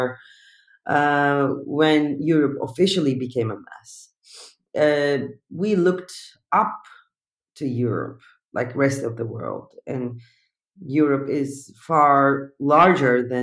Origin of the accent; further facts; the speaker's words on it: Turkey; English is a second language; moved away as an adult; I'm coming from Turkey